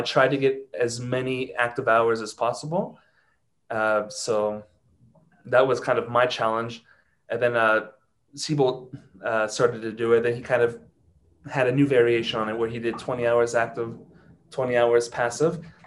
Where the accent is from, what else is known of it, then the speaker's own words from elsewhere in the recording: Ohio, United States; first language English; moved away as an adult; now in Mexico City, Mexico; I am from Ohio, but I live in Mexico City. I've lived here for seven years now.